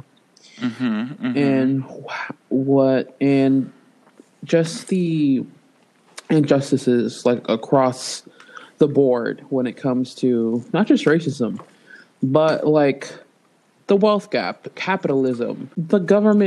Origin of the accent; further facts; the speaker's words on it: United States; American tax paying